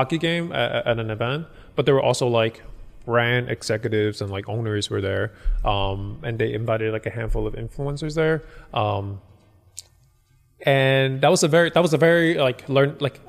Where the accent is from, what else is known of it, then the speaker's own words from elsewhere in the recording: Hong Kong; I'm from Hong Kong